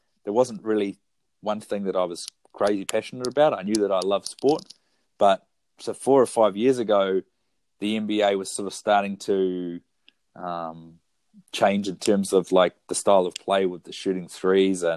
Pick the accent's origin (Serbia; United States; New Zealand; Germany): New Zealand; Foxton, Wellington; also born or lived in Wairarapa; now in Wellington, New Zealand; I'm from the Kapiti Coast. I grew up in the big town of Foxton